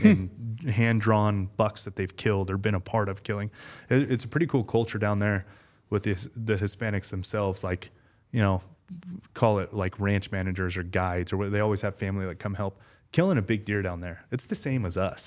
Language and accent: English; Las Vegas, Nevada, United States; I was born and raised in Vegas